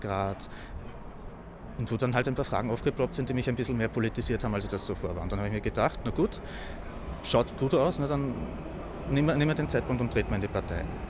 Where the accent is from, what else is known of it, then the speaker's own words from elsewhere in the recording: Lower Austria, Austria; moved away as an adult; now in Vienna, Austria; Ich komme aus Niederösterreich ursprünglich